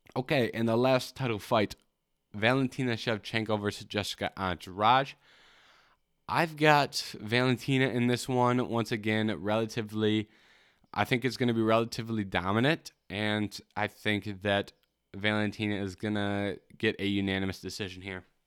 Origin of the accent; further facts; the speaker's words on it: Michigan, United States; I'm from Michigan.